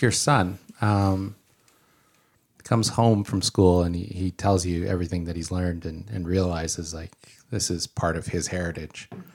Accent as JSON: {"language": "English", "town": "Surrey", "region": "British Columbia", "country": "Canada", "tie": "born or raised there", "moved": "as an adult", "lives_now": "Chilliwack, Canada", "said": "I grew up in the middle of Surrey"}